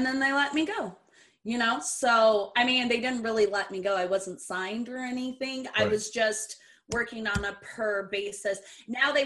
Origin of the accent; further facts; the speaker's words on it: Brazil; I am really from Brazil